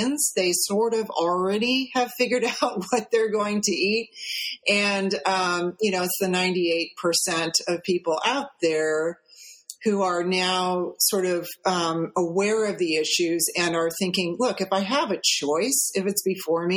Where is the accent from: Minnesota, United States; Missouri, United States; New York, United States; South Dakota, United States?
Missouri, United States; St. Louis; We grew up in St. Louis, Missouri